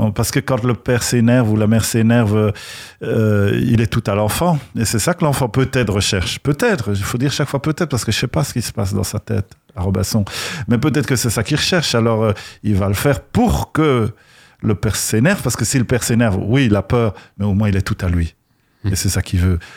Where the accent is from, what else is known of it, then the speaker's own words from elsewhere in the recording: Belgium; accent: Belgian; à mon accent. Moi, je viens de Belgique